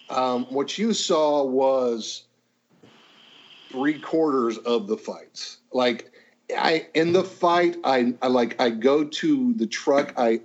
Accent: Oklahoma, United States; I grew up thinking I was a Southerner until I moved to the South. And I'm like, I'm not a Southerner at all, you know. People in Oklahoma are not Southerners.

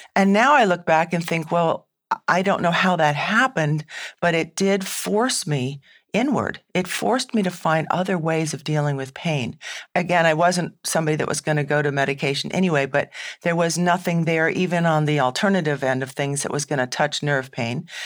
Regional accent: New England, United States; I'm from New England

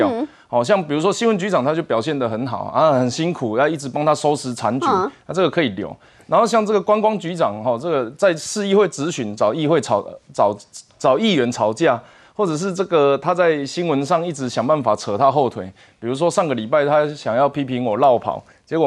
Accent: Taiwan; 是我是台湾人，我监护台湾的主权，但是我走比较保守的路线。

